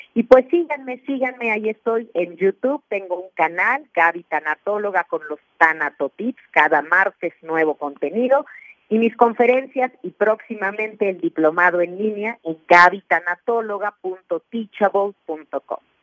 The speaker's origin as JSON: {"language": "Spanish", "country": "Mexico", "said": "en mi país, en México"}